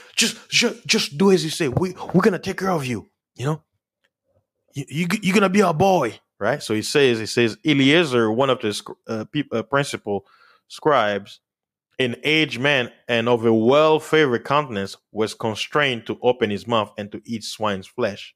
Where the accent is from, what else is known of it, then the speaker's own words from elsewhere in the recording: United States; as an American